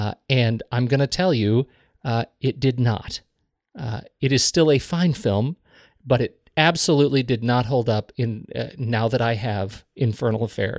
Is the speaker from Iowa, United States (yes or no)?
no; Colorado, United States; No, neither of us. No, we're from Colorado.